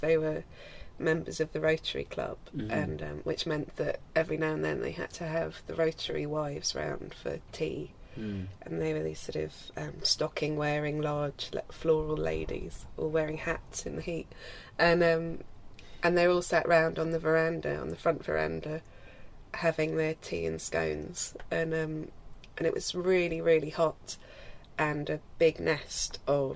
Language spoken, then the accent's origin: English; Australia; moved away; also born or lived in Isle of Wight, England; growing up in Australia